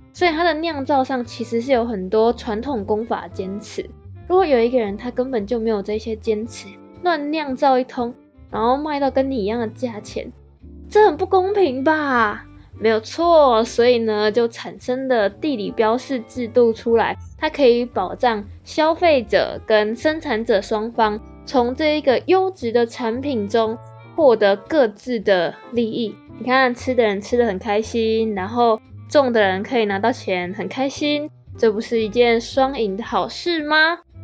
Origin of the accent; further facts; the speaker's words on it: Taiwan; 我们台湾人